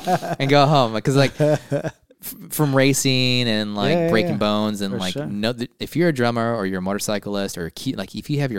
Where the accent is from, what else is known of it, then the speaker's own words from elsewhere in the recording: San Diego, California, United States; I am from San Diego.